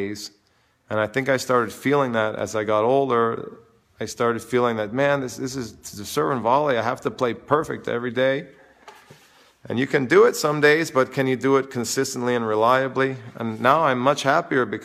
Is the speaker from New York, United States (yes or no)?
yes; New York City, New York, United States; also born or lived in Vermont; I grew up in New York, and I live in New York all the time